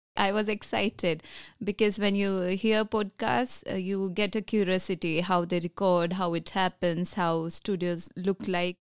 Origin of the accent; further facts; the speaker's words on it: Ghana; moved away as an adult; now in Israel; from Ghana